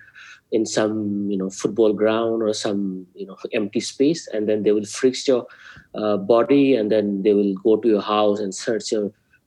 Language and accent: English; Imphal, Manipur, India; also born or lived in Delhi; I grew up in Imphal, you know. I did my schooling in Imphal.